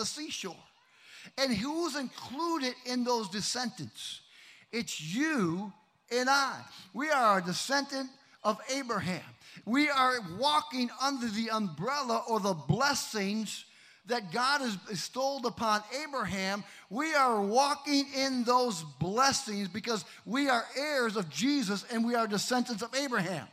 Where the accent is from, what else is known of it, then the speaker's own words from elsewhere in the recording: Kenosha, Wisconsin, United States; moved away; My hometown